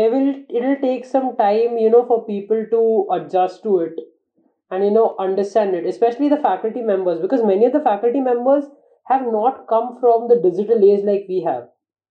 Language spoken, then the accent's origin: English; Mumbai, Maharashtra, India; I mean, I come from Bombay. I have seen it.